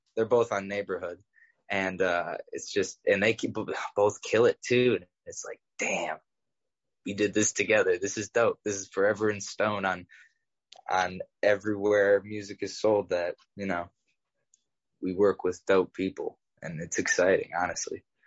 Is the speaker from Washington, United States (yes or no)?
no; Cleveland, Ohio, United States; I grew up in Old Brooklyn, which is a neighborhood in Cleveland